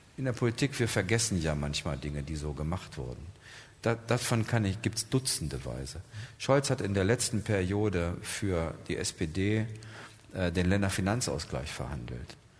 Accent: Germany; Wir als Deutsche

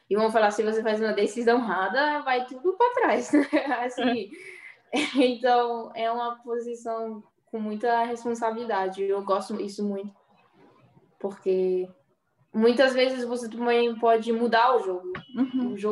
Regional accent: Brazil; Eu acho é porque eu sou brasileira, né?

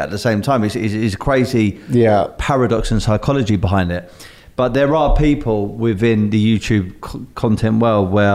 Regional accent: London, United Kingdom; I'm from South London

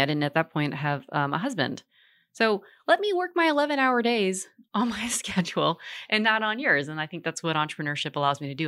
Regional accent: Richmond, Virginia, United States; also born or lived in Portland, Oregon; now in Charlotte, United States; I was born in Richmond, Virginia

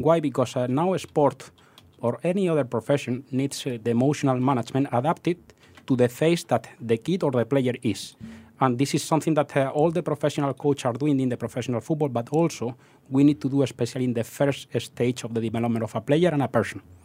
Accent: southeast of Spain, Spain; English is a second language; moved away as an adult; also born or lived in Madrid; now in Singapore; I'm not from Madrid. I'm from the southeast of Spain

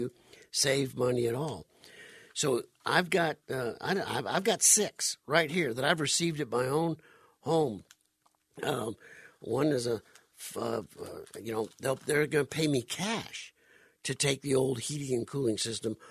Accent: Phoenix, Arizona, United States; also born or lived in South Louisiana; I grew up pretty much here in Arizona, moved here when I was 10 years old back in 1966, and born and raised in South Louisiana, but pretty much grew up right here in the Valley of the Sun

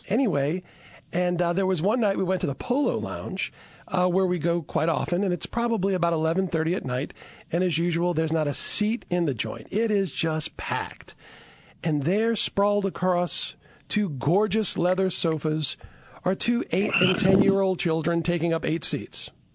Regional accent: Chalmette, Louisiana, United States; I'm originally from Chalmette

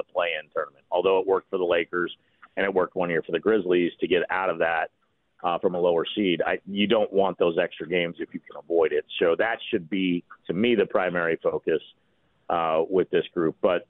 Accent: Walnut Creek, California, United States; also born or lived in Sacramento / Danville; I'm from originally from the East Bay area. So about 30 miles east of San Francisco, a little town called Walnut Creek, Danville.

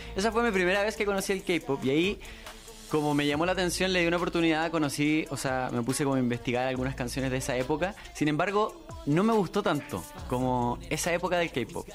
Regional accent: Santiago, Santiago Metropolitan Region, Chile; vengo de Chile, soy de Santiago

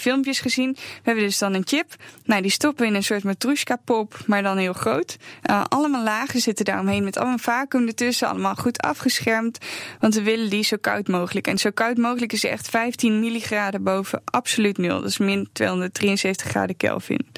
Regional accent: Netherlands; wij zijn Nederlanders.

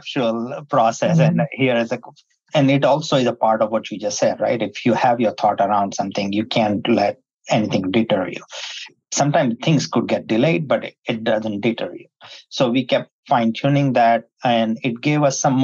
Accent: India; moved away as an adult; now in United States; I was born in India and migrated to the United States in the 90s in the tech boom.

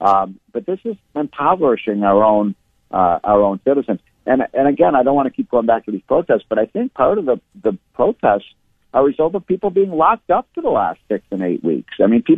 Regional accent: Chicago, Illinois, United States; I'm from Chicago

